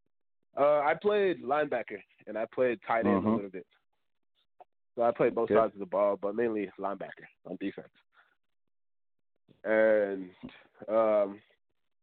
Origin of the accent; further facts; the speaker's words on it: Texas, United States; also born or lived in Zambia / Chicago, Illinois; whenever I came from Zambia, we originally moved to Illinois, Chicago. And I stayed there for a couple of years until I moved to Texas. And when I was like 8 or 9, then I've been here ever since